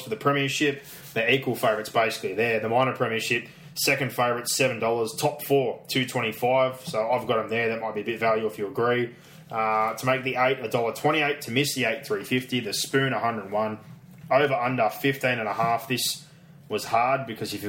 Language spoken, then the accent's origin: English; Penrith, New South Wales, Australia; We're from Penrith